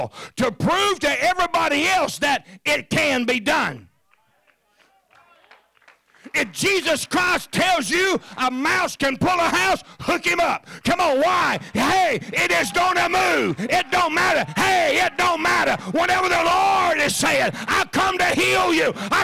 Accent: the South, United States; I'm from the South

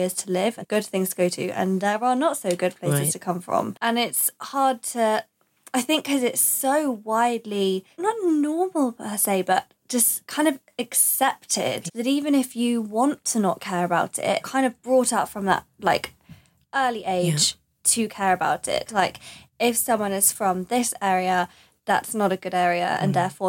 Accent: East of England, United Kingdom; I'm contradicting myself because I'm not telling people I'm from Essex because I don't want them to think of me as like an Essex girl.

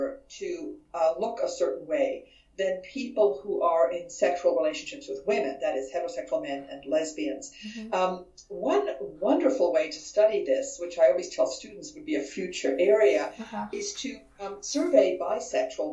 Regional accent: Vienna, Austria; now in San Diego, United States; I am originally from Vienna, Austria

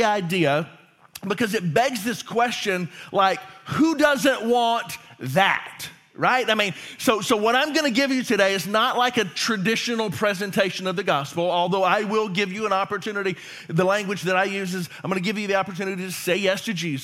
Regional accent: Louisiana, United States; I'm from Louisiana

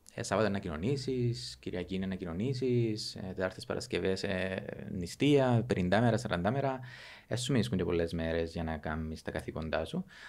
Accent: Avgorou, Famagusta District, Cyprus; Κατάγομαι από το Αυγόρου, στην επαρχία του

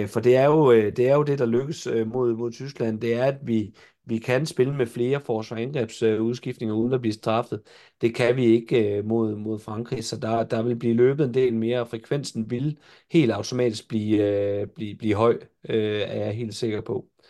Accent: Jutland, Denmark; jeg er jo jyde

